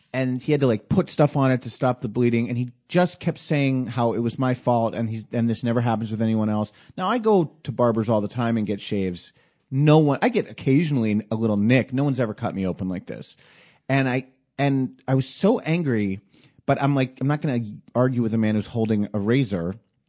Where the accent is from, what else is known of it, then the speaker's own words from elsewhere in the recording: New Jersey, United States; Originally New Jersey, just over the river.